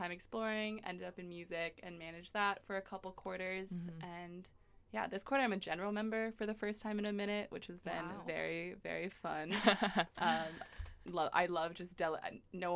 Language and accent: English; Philadelphia, Pennsylvania, United States; I'm from Philadelphia